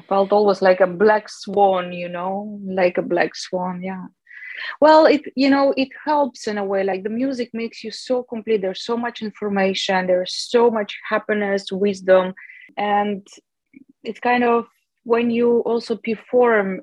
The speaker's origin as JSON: {"language": "English", "town": "Chelyabinsk", "region": "Chelyabinsk Oblast", "country": "Russia", "also_born_or_lived": "Moscow", "moved": "as an adult", "said": "I came from Chelyabinsk, which is the capital of South Ural"}